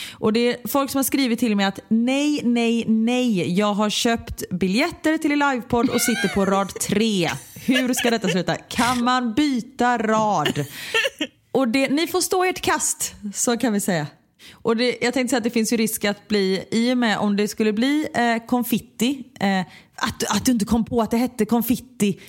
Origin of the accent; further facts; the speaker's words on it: Gothenburg, Västra Götaland, Sweden; jag kommer från Örgryte